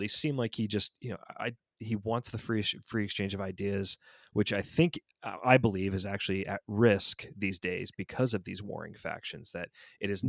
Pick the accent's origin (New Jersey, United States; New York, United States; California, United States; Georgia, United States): Georgia, United States; Atlanta; growing up in the South